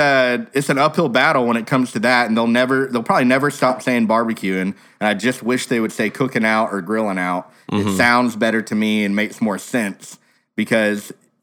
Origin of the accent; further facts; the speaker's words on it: Texas, United States; Well, I'm from Texas.